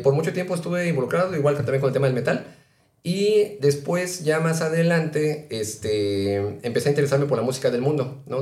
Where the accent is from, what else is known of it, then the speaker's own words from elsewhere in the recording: Mexico City, Mexico; yo que vengo del centro de Ciudad de México